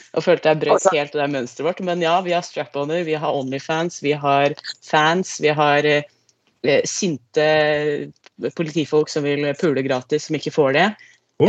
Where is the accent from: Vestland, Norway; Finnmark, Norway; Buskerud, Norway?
Buskerud, Norway; Lier; now in Trøndelag, Norway; Ikke fra Trøndelag, jeg er fra Lier